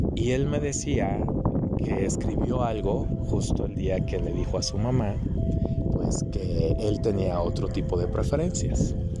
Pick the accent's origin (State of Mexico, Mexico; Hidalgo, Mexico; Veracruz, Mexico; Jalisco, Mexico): Jalisco, Mexico; Guadalajara; moved away; also born or lived in United States; yo que vengo de Guadalajara, que muchos años viví allá y estuve en Estados Unidos